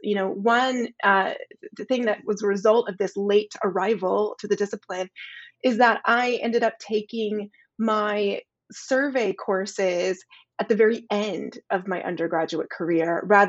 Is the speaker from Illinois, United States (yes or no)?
no; Nashville, Tennessee, United States; So I was born and raised in Nashville, Tennessee. which was not, at the moment when I was there, necessarily a big art town.